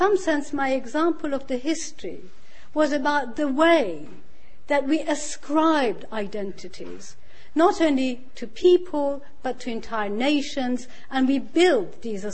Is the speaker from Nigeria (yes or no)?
no; Iran; also born or lived in York / Bradford; now in United Kingdom; I was born in Iran, even though I left before the revolution.